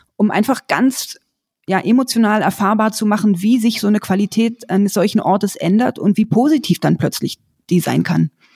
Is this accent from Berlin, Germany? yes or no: yes; Berlin, Germany; Ich bin in Berlin aufgewachsen